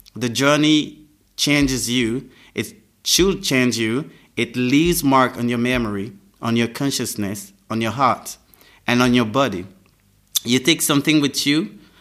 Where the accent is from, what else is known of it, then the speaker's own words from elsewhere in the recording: Abidjan, Côte d’Ivoire; English is a second language; Then I grew up in Abidjan. I went to school in Abidjan